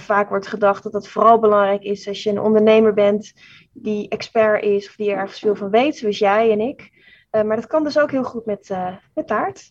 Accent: Amsterdam, North Holland, Netherlands; ik kom uit Amsterdam

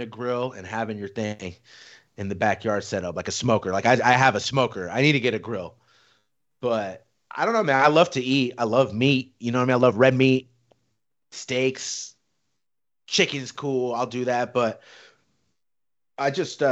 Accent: Riverside, California, United States; moved away as an adult; also born or lived in Mission Viejo, California; now in Las Vegas, United States; born and raised in Riverside. We moved out to Mission Viejo in like 2000, so freshman year of high school for me.

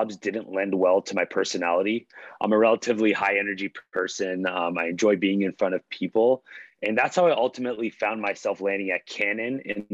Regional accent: Toronto, Ontario, Canada; also born or lived in Halifax, Nova Scotia / Pickering, Ontario; I was born in Halifax, Nova Scotia. My mom actually had me when she was in law school at Dalhousie, but I moved to Toronto when I was just 2 years old. Initially, we were in Scarborough growing up, and then we moved to Pickering when I was around 8 or 9 years old

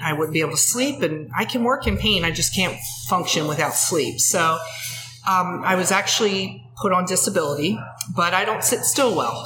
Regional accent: Ridley Township, Pennsylvania, United States; I grew up here. I grew up in Ridley Township. I live in Ridley Park

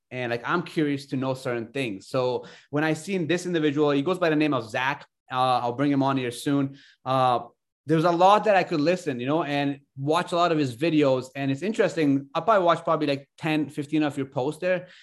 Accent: Ontario, Canada; moved away as an adult; also born or lived in Afghanistan / Alberta, Canada; I came to Canada when I was younger and thirty-one now, but I grew up in Ontario, went to school there

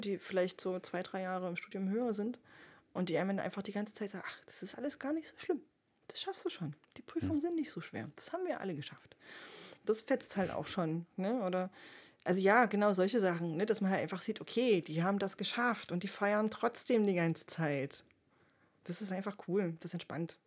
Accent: Leipzig, Saxony, Germany; ich bin auch Leipzigerin

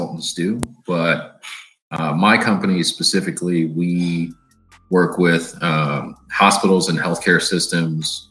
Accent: Michigan, United States; also born or lived in California / Washington DC metropolitan area (DMV) / East Coast; now in Boston, United States; born in California, raised in Michigan

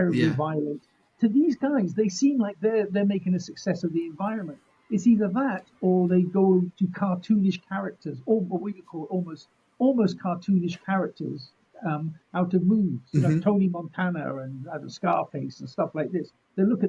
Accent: United Kingdom; we're British

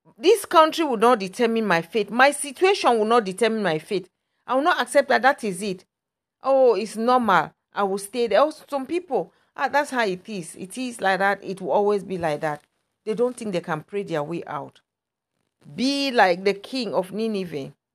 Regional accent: Cameroon; moved away; I'm from Cameroon, from a Christian background.

